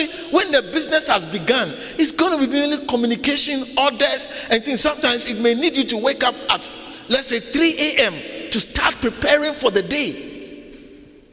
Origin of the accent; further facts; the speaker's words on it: Ghana; moved away as an adult; now in South Africa; I was not born in South Africa. I was born in Ghana. When I came to South Africa, I was almost 30 years old.